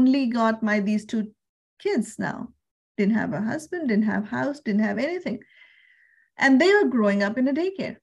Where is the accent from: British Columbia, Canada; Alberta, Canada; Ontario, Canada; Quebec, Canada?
British Columbia, Canada; Surrey; I am from Surrey, BC, Canada, and I work with financial services